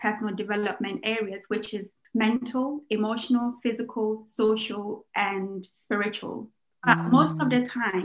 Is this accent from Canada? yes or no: no; Ghana; I'm Ghanaian